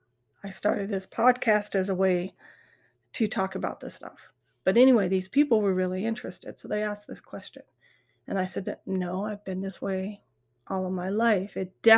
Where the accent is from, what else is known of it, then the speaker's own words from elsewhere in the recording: South Dakota, United States; I'm from South Dakota. We have a lot of Native American land around us.